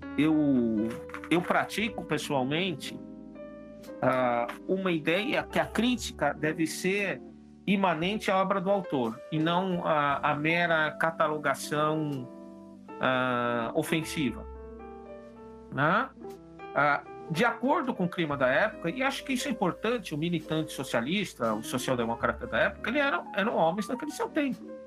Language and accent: Portuguese; São Paulo, Brazil; Eu sou paulista